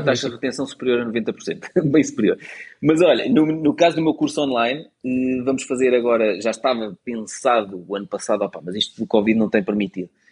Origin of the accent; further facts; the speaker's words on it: Portugal; nasci em Portugal e vou ficar aqui pelo meu país